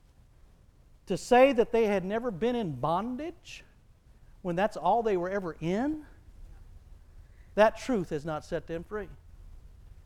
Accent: Texas, United States; He had me born in Texas, and I was birthed into a family

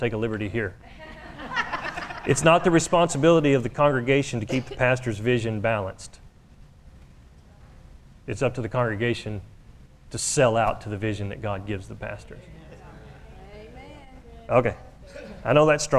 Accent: Oklahoma, United States; I am from Oklahoma

